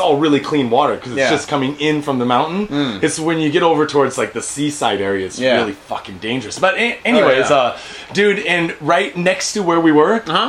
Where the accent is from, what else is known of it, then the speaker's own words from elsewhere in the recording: Washington, United States; now in Japan; because I'm from Washington State